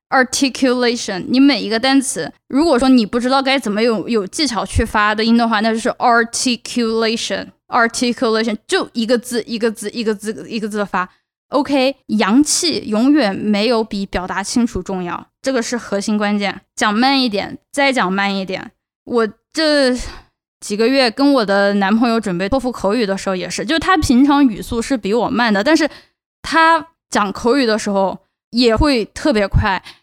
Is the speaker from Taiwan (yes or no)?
no; China; accent: Chinese accent; first language Chinese; moved away as an adult; now in United States; 我是从中国来的，我有中， 我有中国口音，我有中国口音，我有中国口音